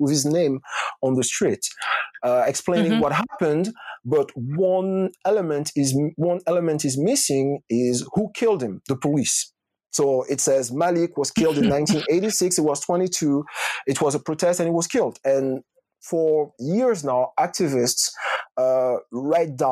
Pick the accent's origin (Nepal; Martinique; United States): Martinique; also born or lived in Rennes, France / Bordeaux, France; now in Paris, France; I grew up in Martinique